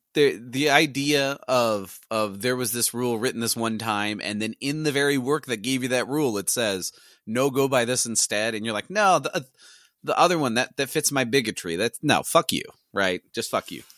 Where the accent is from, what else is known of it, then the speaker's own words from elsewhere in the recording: St. Louis, Missouri, United States; I'm from Missouri, I'm from the Saint Louis area